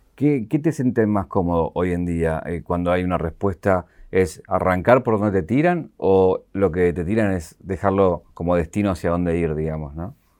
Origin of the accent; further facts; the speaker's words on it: Argentina; aquí en Argentina